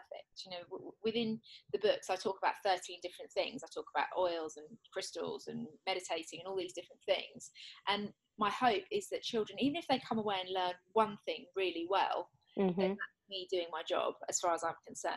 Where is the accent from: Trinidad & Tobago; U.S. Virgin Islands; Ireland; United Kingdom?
United Kingdom; England; I'm English